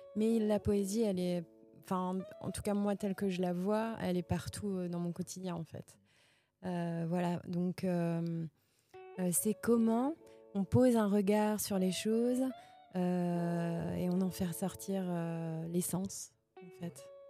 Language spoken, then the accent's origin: French; Verdun, Grand Est, France; moved away as an adult; now in Nancy, France; moi, je suis de la Meuse. Euh, je suis née à Verdun